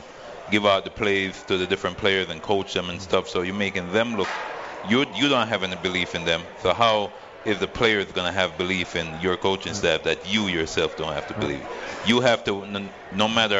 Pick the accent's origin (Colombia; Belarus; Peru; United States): United States; Freeport; now in Las Vegas, United States; We've been doing it since 2015 in Freeport High School, my hometown